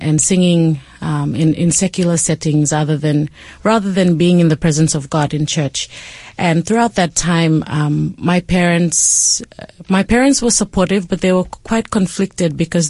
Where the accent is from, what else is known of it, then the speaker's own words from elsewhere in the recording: Port Moresby, National Capital District, Papua New Guinea; So I was raised in Papua New Guinea, in Port Moresby, where I spent most of my life